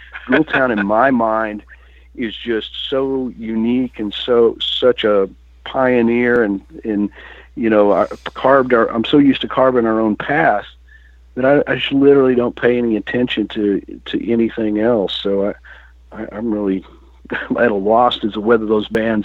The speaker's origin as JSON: {"language": "English", "region": "Texas", "country": "United States", "tie": "born or raised there", "said": "I grew up in Texas and my parents listened to old country"}